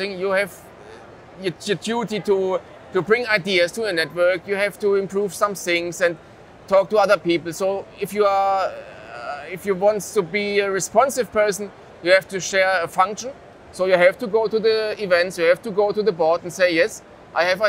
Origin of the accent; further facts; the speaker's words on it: Germany; English is a second language; we are from Germany